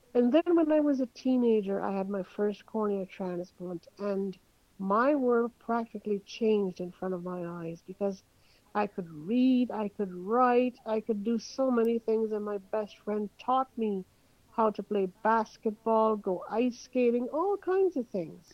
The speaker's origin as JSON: {"language": "English", "town": "Montreal", "region": "Quebec", "country": "Canada", "tie": "born or raised there", "moved": "as an adult", "lives_now": "Toronto, Canada", "said": "I am Canadian. I uh, grew up in Montreal, Canada. Quite a few years ago, I moved to Toronto because of the job market"}